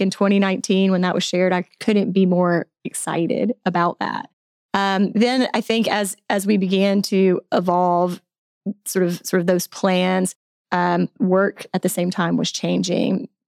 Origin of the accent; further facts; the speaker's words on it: Alabama, United States; moved away as an adult; also born or lived in Tallahassee, Florida; now in Bentonville, United States; I grew up in Alabama